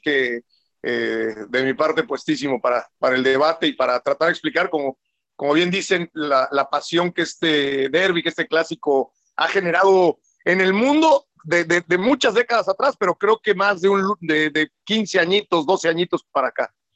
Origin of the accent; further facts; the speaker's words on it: Mexico; como mexicano